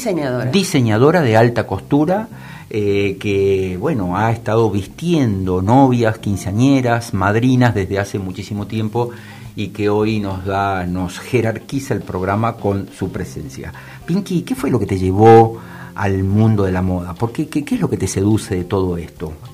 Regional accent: Salta, Argentina; Yo soy salteña.

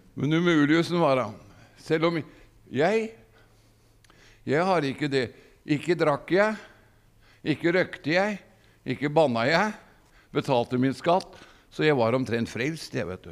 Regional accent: Gudbrandsdalen, Innlandet, Norway; moved away; jeg er jo gudbrandsdøl.

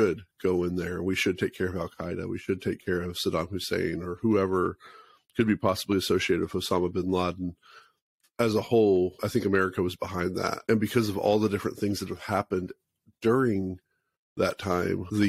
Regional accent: United States; as American people

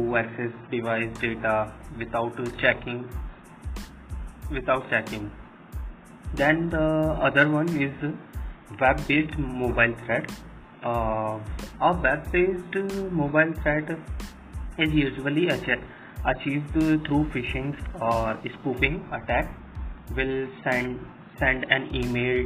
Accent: Ajmer, Rajasthan, India; also born or lived in Jaipur, Rajasthan; I am basically from Ajmer, Rajasthan

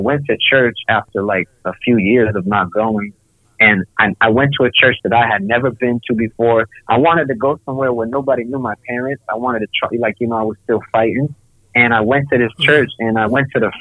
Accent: Rochester, New York, United States; moved away as an adult; also born or lived in Rhode Island / China; I'm from Rochester

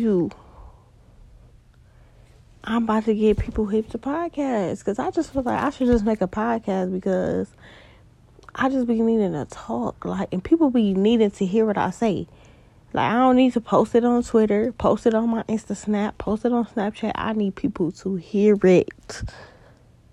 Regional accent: Cleveland, Ohio, United States; I'm from Cleveland, Ohio

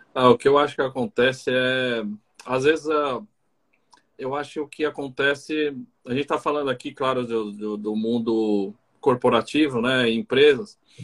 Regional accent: Brazil; now in Argentina; Eu sou brasileiro, mas estou em outro uhum. lugar

